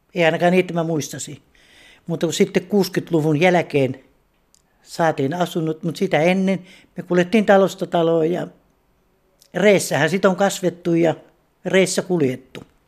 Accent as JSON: {"language": "Finnish", "town": "Alajärvi", "region": "South Ostrobothnia", "country": "Finland", "moved": "as an adult", "lives_now": "Pori, Finland", "said": "Mä olen kotoisin Alajärveltä. Muuttanut tänne kaksituhatta."}